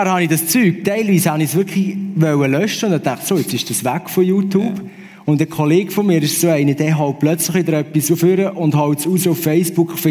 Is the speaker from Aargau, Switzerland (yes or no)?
yes; Aargau, Switzerland; bin ich irgendwo am See laufen, wo ich aufgewachsen bin, am Halwiler See, sorry, nicht Zürichsee.